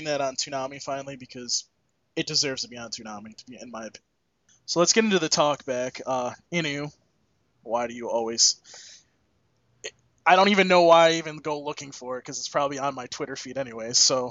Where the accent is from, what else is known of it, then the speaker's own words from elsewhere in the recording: United States; I'm American.